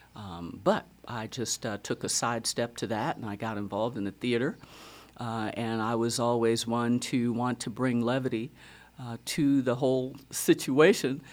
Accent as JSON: {"language": "English", "town": "Racine", "region": "Wisconsin", "country": "United States", "tie": "born or raised there", "moved": "yes", "lives_now": "Fredericksburg, United States", "said": "Born and raised in Wisconsin, Racine, Wisconsin"}